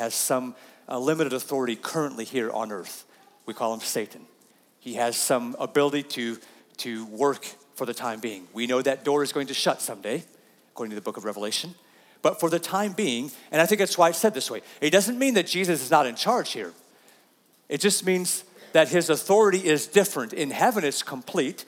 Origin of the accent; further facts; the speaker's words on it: United States; we typically as American people struggle with pretty good